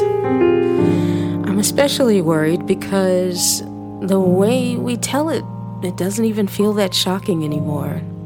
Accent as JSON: {"language": "English", "town": "New Orleans", "region": "Louisiana", "country": "United States", "tie": "born or raised there", "said": "my hometown of New Orleans"}